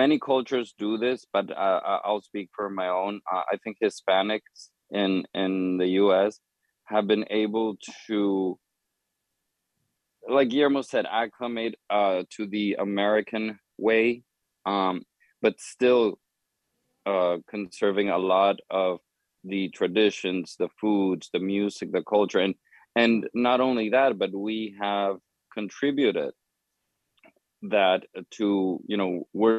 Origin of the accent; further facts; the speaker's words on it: Honduras; moved away as an adult; now in United States; I was born and raised in Honduras in Central America